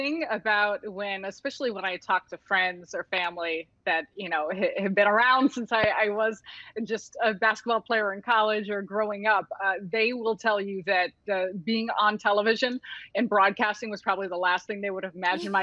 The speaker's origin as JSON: {"language": "English", "town": "Chicago", "region": "Illinois", "country": "United States", "tie": "born or raised there", "said": "I'm born and raised in Chicago and grew up around Chicago"}